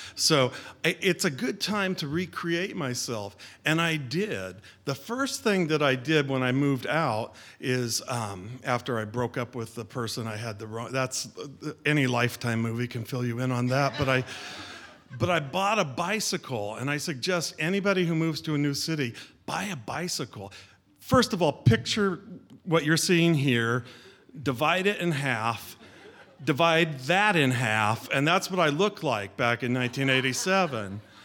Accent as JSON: {"language": "English", "town": "Sacramento", "region": "California", "country": "United States", "tie": "born or raised there", "moved": "as an adult", "lives_now": "Seattle, United States", "said": "I grew up in Sacramento, California"}